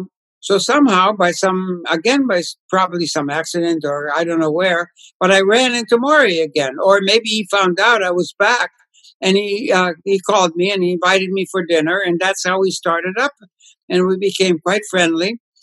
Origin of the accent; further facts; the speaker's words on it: Poland; English is a second language; my grandfather used to take me to the synagogue, and you know, growing up in Poland, you know, it was inevitably exposure to the Torah, to the prayers